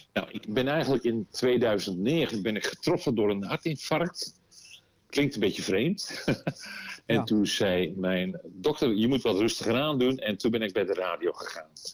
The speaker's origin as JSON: {"language": "Dutch", "town": "Volendam", "region": "North Holland", "country": "Netherlands", "said": "Ik kom uit Volendam"}